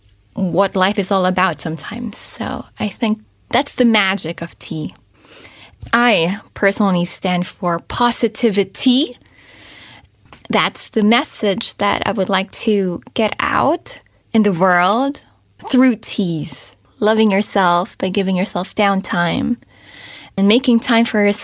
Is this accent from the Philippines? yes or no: yes; Philippines; first language English; moved away; I grew up in the Philippines, but I only spoke English